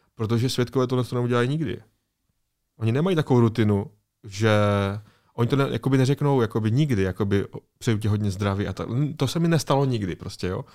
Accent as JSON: {"language": "Czech", "country": "Czechia", "said": "Tady u nás v Česku"}